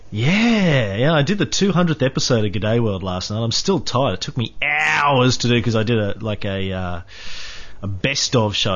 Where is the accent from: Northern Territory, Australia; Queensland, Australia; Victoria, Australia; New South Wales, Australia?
Queensland, Australia; country; I grew up in um, country Queensland